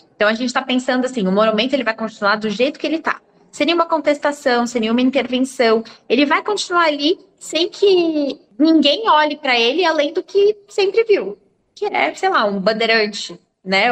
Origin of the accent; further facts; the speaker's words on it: Brazil; nós, como brasileiros